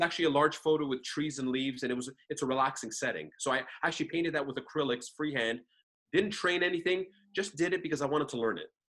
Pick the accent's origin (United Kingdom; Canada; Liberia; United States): Canada; I'm a Canadian coming there